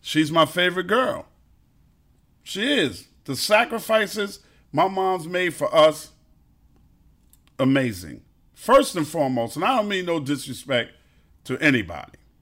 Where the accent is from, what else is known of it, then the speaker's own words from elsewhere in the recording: New York City, New York, United States; also born or lived in Brooklyn; I'm a Queens dude 'cause I was raised in Queens, but I was born in Brooklyn